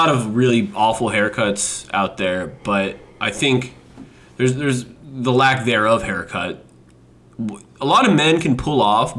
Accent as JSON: {"language": "English", "town": "Los Angeles", "region": "California", "country": "United States", "also_born_or_lived": "Korea", "said": "We're both from Los Angeles."}